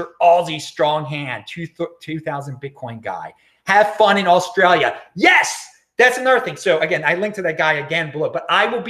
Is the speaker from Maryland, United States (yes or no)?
yes; Baltimore, Maryland, United States; moved away; back in my hometown of Baltimore